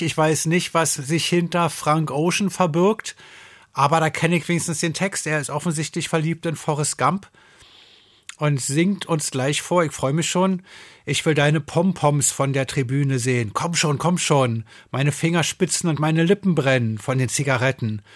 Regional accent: Berlin, Germany; Ich komme aus Berlin

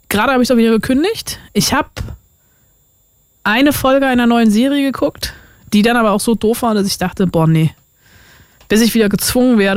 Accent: Brandenburg, Germany; ich bin in Brandenburg groß geworden.

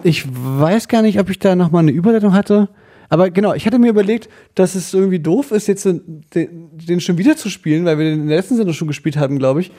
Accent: Germany; Als Deutscher

